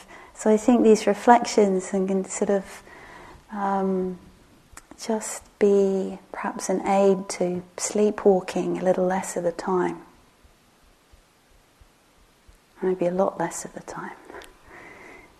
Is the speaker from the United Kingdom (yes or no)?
yes; England, United Kingdom; moved away; my beloved village where I grew up in England